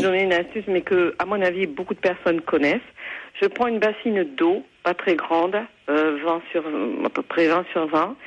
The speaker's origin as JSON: {"language": "French", "area": "Haute-Garonne", "region": "Occitania", "country": "France", "said": "je suis de la Haute-Garonne"}